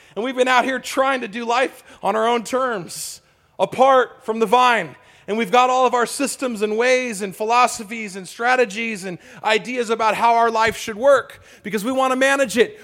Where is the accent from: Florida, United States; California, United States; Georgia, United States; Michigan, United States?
California, United States; I grew up in California